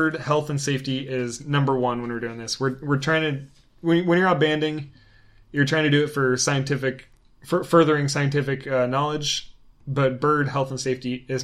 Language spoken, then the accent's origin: English; Oregon, United States; moved away; also born or lived in Tallahassee, Florida; We relocated from Tallahassee, Florida, up to our home state of Oregon